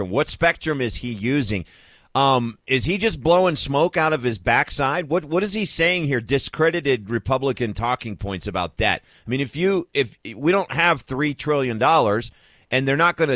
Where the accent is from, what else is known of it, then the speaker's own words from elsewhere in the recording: Kentucky, United States; I'm from the state of Kentucky, and my home state was devastated